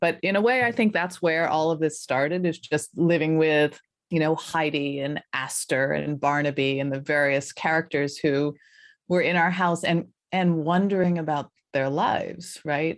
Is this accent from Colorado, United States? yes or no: yes; Colorado, United States; moved away as an adult; also born or lived in Philadelphia, Pennsylvania / New York; I grew up in Colorado, in the foothills of Colorado, so pretty rural, suburban